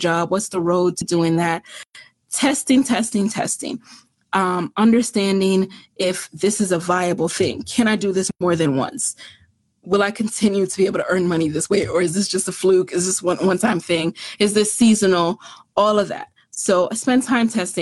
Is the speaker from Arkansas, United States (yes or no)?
no; New York City, New York, United States; also born or lived in Jamaica; I'm from the Bronx and I'm from Jamaica